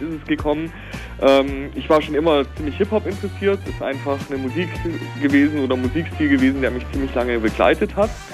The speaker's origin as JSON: {"language": "German", "area": "near Stuttgart", "region": "Baden-Württemberg", "country": "Germany", "tie": "born or raised there", "also_born_or_lived": "East Germany", "moved": "yes", "said": "ich bin ja selber eigentlich gebürtig aus dem Westen. Ich bin ja so zugezogen. Ne? Ähm, selbst da hatten, aus der Nähe von Stuttgart"}